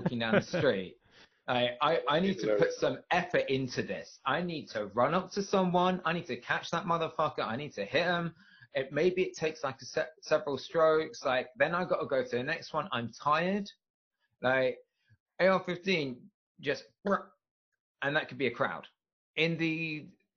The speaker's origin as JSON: {"language": "English", "region": "England", "country": "United Kingdom", "said": "We have guns in England"}